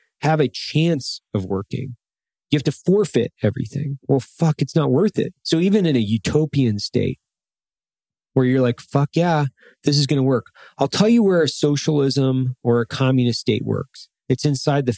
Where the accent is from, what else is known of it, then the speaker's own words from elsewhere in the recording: Idaho, United States; I grew up in Idaho